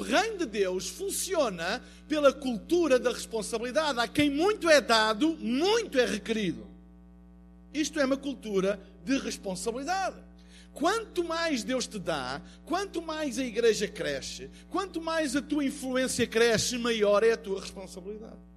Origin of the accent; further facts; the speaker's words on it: Portugal; eu venho de Portugal